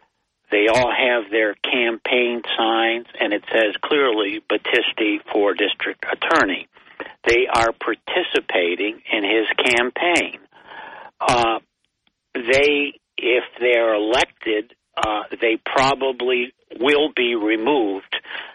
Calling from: Binghamton, New York, United States; Yeah, … from Binghamton.

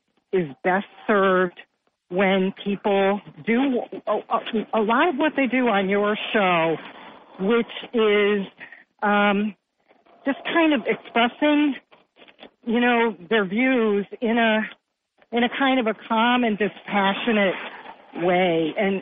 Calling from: Vestal, New York, United States; from Vestal.

